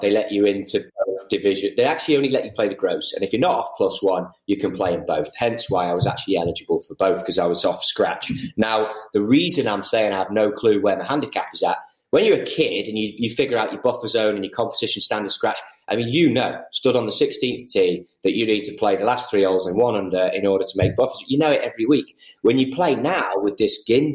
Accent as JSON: {"language": "English", "area": "the Wirral", "region": "North West England", "country": "United Kingdom", "moved": "yes", "said": "I'm from the Wirral, so my stomping ground is Cheshire, Lancashire"}